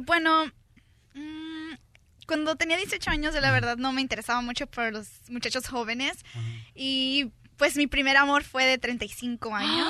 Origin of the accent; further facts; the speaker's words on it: Sinaloa, Mexico; como de Sinaloa como de donde soy yo